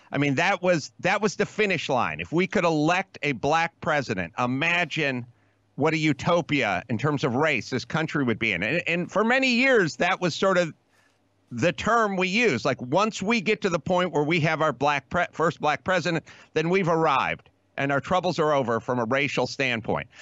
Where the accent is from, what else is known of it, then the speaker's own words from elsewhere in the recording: Los Angeles, California, United States; I'm from California. I grew up in L A.